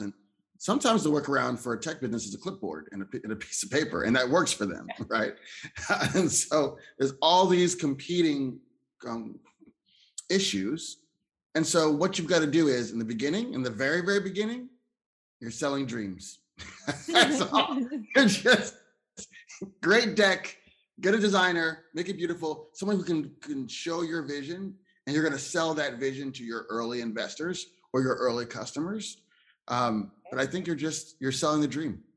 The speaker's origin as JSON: {"language": "English", "town": "Philadelphia", "region": "Pennsylvania", "country": "United States", "also_born_or_lived": "Ohio", "said": "I'm from uh, Philadelphia, Pennsylvania, but I was born in Ohio"}